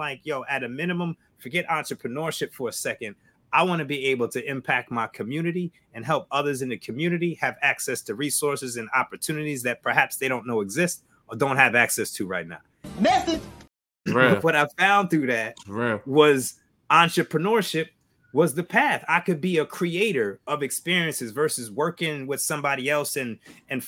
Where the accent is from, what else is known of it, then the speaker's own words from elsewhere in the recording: Albany, New York, United States; we grew up in Albany, upstate